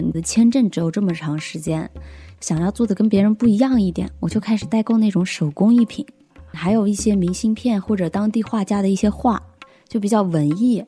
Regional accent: Hunan, China; 我是湖南人，马上就要二十七岁了。我的工作是一个做自媒体以及电商创业

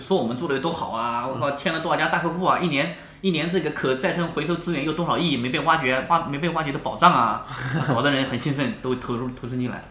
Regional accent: Huai'an, Jiangsu, China; moved away; 包括我们老家淮安开了一个

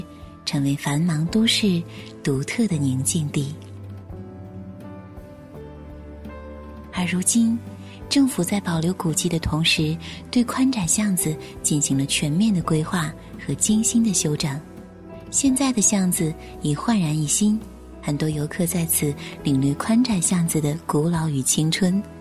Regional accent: Chengdu, Sichuan, China; 这里是成都，一座来了就不想离开的城市，这里是我的家乡。

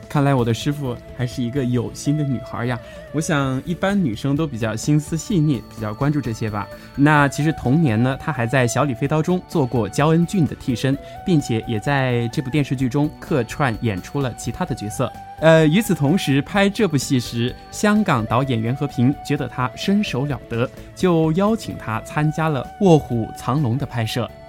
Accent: Chongqing, China; 作为一个重庆人，特别的自豪

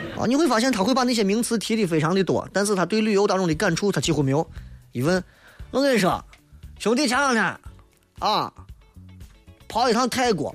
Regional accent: Shaanxi, China; 我们陕西人是得见啥问啥

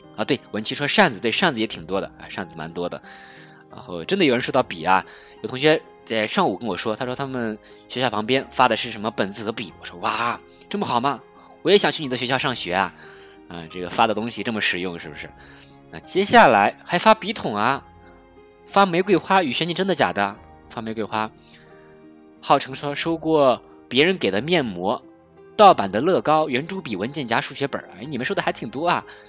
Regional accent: China; 因为我们中国人口基数大

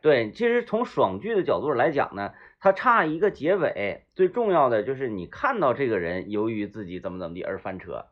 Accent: Baishan, Jilin, China; moved away; 白山那个，那个沟儿里头，那边儿都叫沟儿

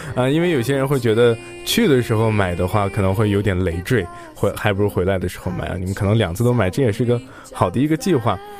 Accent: Xinjiang, China; 因为我也是新疆人嘛，我们就是吃辣的、吃咸的还是比较严重的

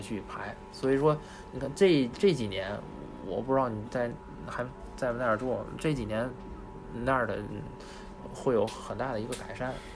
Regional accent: Beimalu, Tianjin old city, China; 我小时候是住在那个老城里嗯。在北马路那块儿

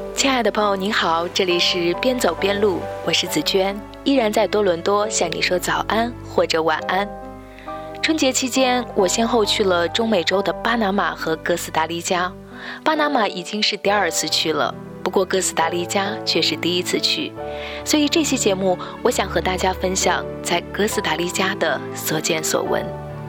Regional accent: Shaanxi, China; accent: Shaanxi dialect; now in Toronto, Canada; 在我们的陕西土话中，将西红柿叫做杨柿子

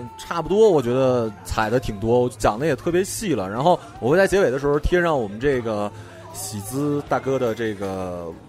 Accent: Northeast China, China; 而且我们东北人，你就算不用他车，你就对对，你就问问

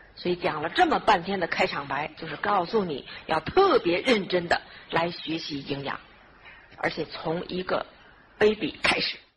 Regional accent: Beijing, China; accent: northern; moved away as an adult; now in Los Angeles, United States; 我们北京人讲话有时候会比较，哈， 南方的朋友不大懂

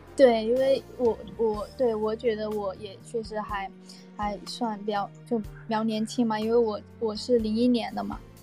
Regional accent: Shantou, Guangdong, China; accent: Guangdong accent; 我是潮汕那边的嘛

